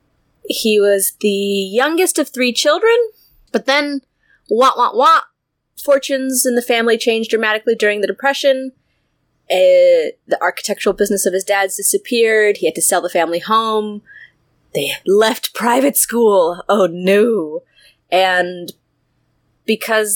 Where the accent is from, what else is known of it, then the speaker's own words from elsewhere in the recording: United States; I'm American